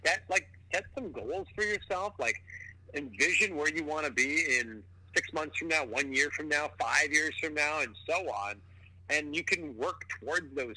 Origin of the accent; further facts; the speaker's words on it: Pickering, Ontario, Canada; also born or lived in Toronto; my hometown of Pickering, Ontario